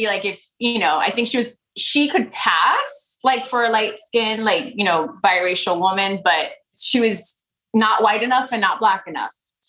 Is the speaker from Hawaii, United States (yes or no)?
yes; Honolulu, Hawaii, United States; I was born in Honolulu, Hawaii, 11 years after ….